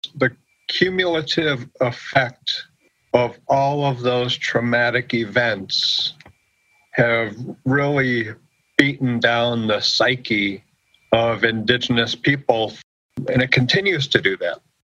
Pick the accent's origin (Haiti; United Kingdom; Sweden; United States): United States; moved away as an adult; grew up on the Oneida Reservation and growing up on the reservation